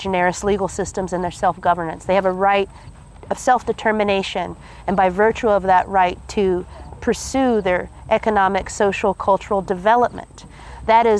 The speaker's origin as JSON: {"language": "English", "country": "United States", "said": "I'm from the Dene Nation"}